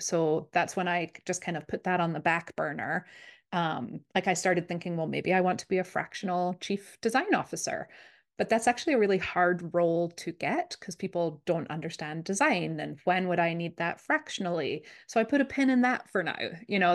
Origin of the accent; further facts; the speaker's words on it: Scotland, United Kingdom; now in Minnesota, United States; I grew up in Scotland, which is, if you've been wondering where I'm from, that's the accent